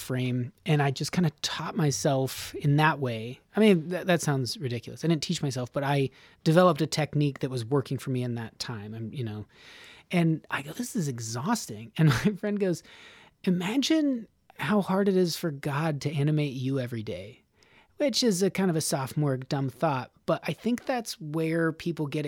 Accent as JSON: {"language": "English", "region": "Nevada", "country": "United States", "moved": "yes", "lives_now": "Los Angeles, United States", "said": "I'm from Nevada"}